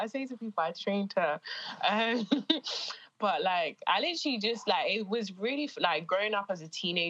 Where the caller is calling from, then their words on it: London, United Kingdom; I'm calling from London today. Yeah, London, UK.